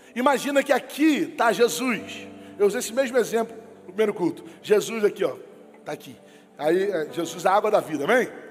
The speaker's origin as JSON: {"language": "Portuguese", "region": "Rio de Janeiro", "country": "Brazil", "tie": "born or raised there", "said": "a gente é carioca, irmão, a gente é fluminense, a gente é criado no Rio"}